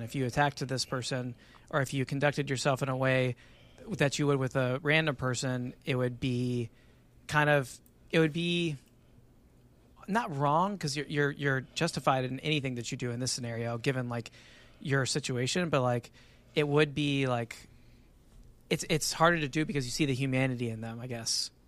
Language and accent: English; Texas, United States; as a Texan